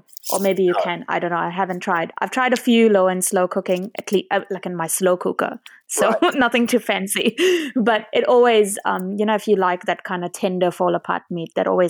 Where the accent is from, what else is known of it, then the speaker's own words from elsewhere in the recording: India; being Indian